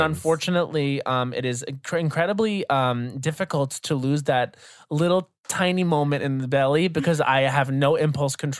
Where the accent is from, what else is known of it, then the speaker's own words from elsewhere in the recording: Long Island, New York, United States; I was from Long Island